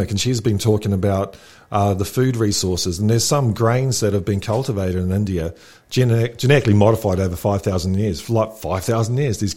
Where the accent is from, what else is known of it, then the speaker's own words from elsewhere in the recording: New Zealand; moved away; I grew up in New Zealand, and we're just a big farm